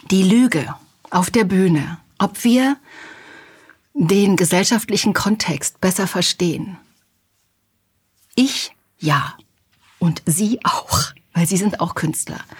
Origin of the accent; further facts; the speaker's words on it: Halle, Saxony-Anhalt, Germany; Ich komme aus Halle an der Saale und in Sachsen-Anhalt wird ganz furchtbar nachlässig gesprochen. Ich wollte schön sprechen